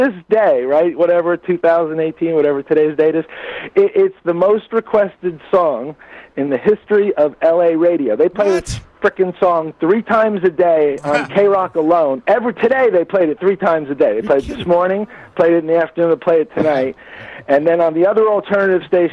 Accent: New Jersey, United States; I'm from North Jersey. That's where I'm from originally. Yeah, I grew up in New Jersey

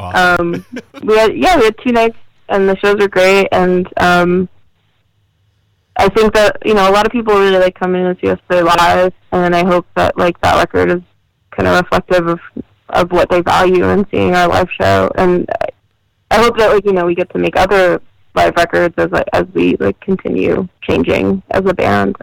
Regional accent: New Jersey, United States; to be from New Jersey

